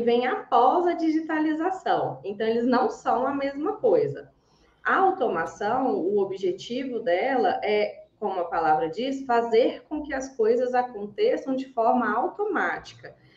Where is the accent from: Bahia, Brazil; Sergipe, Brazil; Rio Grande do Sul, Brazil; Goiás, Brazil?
Goiás, Brazil; accent: goiano, strong, many R's; Tem um sotaque super forte, goiana, desde que nasci. Vocês vão ouvir aí muitos R's, bem cantado.